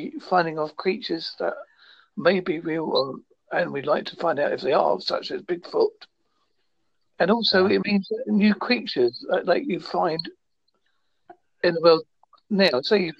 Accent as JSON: {"language": "English", "area": "Devon", "region": "South West England", "country": "United Kingdom", "accent": "Essex Devon", "said": "I'm from United Kingdom in Devon."}